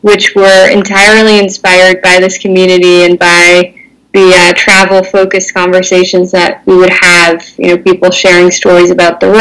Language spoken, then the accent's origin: English; Netherlands; born and raised in the Netherlands in a bilingual household